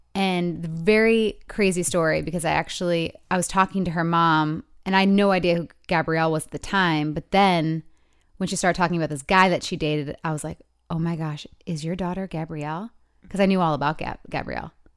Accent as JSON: {"language": "English", "region": "Michigan", "country": "United States", "tie": "born or raised there", "moved": "yes", "said": "Michigan, 'cause it's my hometown"}